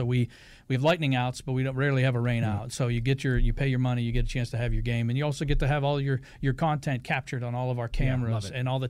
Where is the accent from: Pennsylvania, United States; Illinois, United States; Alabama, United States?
Pennsylvania, United States; Pittsburgh; I grew up in Pittsburgh